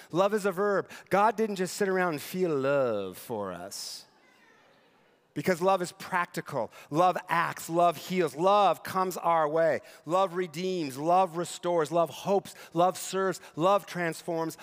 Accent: Eastern Washington, United States; moved away; Eastern Washington, where I grew up and where my parents still live

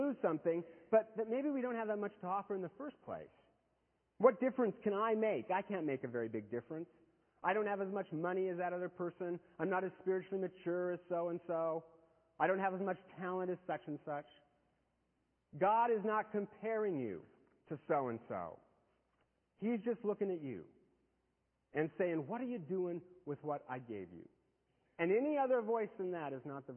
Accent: United States; I was born in America to good parents

